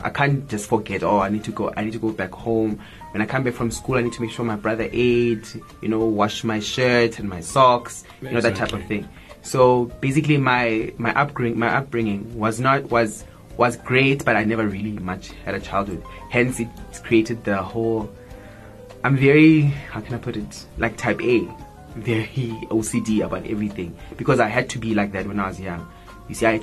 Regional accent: Johannesburg, Gauteng, South Africa; I grew up in Soweto in Dobsonville. I was raised by my grandmother.

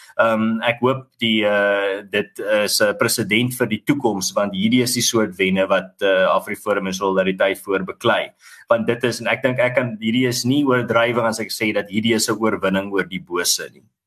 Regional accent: South Africa; ons is die Afrikaner veral maar Suid-Afrikaners oor die algemeen

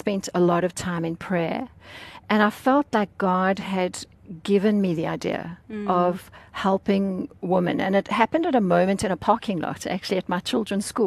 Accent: South Africa; I grew up in South Africa, very privileged

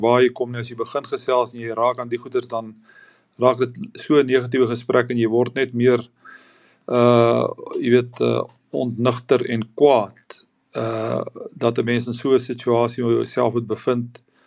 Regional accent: South Africa; ons land

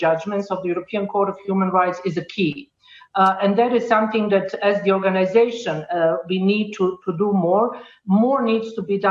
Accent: Sarajevo, Bosnia & Herzegovina; I come from Sarajevo, from Bosnia and Herzegovina

